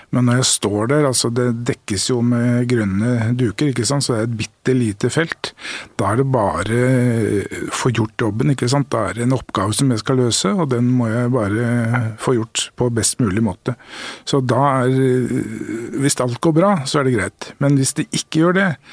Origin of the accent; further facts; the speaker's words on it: Norway; her i Norge er vi jo